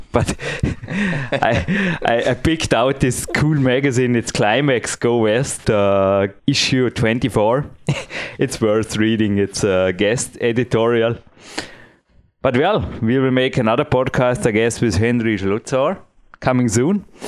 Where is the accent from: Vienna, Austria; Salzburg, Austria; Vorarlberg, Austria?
Vorarlberg, Austria; Dornbirn; English is a second language; my English is not perfect. I am from Austria